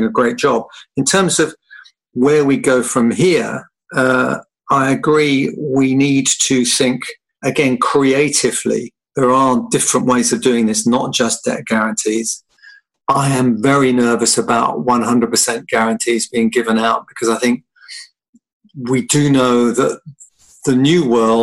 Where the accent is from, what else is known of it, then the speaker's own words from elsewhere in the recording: London, United Kingdom; as a Londoner